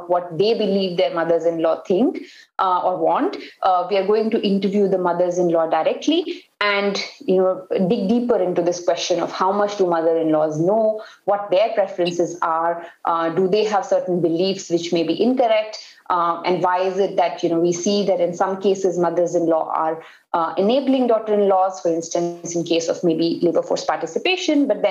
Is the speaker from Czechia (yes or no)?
no; North India, India; first language Hindi; English is a second language; I am from North India, so Hindi is my mother tongue